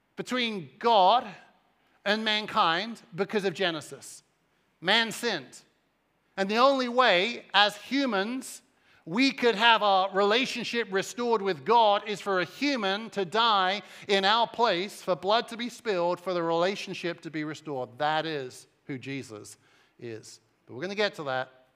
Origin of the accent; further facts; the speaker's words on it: Cambridge, East of England, United Kingdom; moved away as an adult; also born or lived in Suffolk; now in United States; I'm English, and so I was raised about an hour up the M eleven, uh, in the city or the outside of the city of Cambridge, and, uh, lived there until I was around twenty-one years old